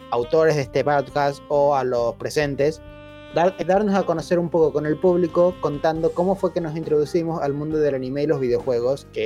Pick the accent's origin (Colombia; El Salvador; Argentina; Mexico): Argentina; also born or lived in Paraguay; Algo que se puede recalcar es que yo en realidad me crié en Paraguay, mientras que todos los demás se criaron acá en Argentina. Todos somos argentinos. Pero yo particularmente los primeros años, de los 3 hasta los 11 años, estuve en Paraguay.